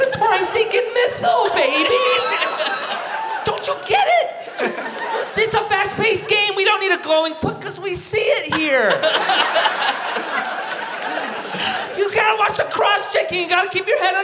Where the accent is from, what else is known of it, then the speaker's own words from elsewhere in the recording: Canada; I'm from Canada